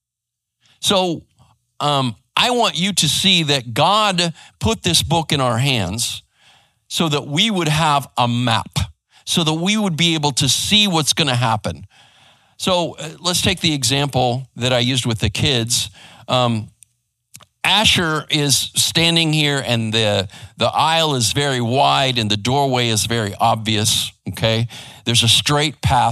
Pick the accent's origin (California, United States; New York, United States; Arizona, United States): Arizona, United States; also born or lived in West Coast; now in Garland, United States; I grew up in Arizona and over on the West Coast